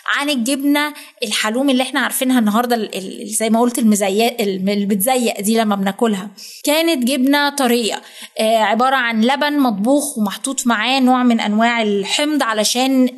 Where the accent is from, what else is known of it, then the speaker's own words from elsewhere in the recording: Egypt; عندنا في مصر